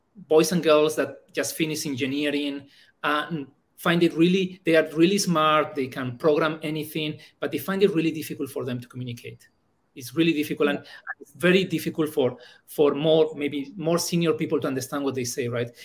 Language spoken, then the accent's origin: English; Bilbao, Basque Country, Spain; first language Spanish; English is a second language; moved away as an adult; also born or lived in Germany; now in Thailand; I studied telecom engineering uh, in my hometown in Bilbao